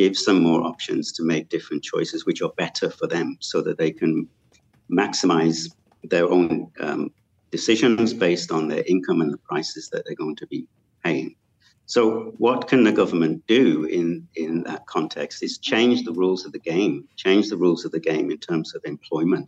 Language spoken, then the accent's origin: English; United Kingdom; moved away as an adult; now in Malaysia; I come from the United Kingdom